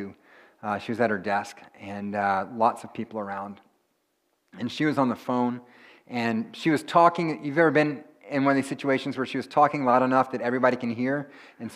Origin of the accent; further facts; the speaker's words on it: South Texas, United States; also born or lived in Houston / San Antonio; now in Lawrence, United States; I didn't grow up in Kansas, and so I grew up in South Texas and a couple of large cities down south, Houston and San Antonio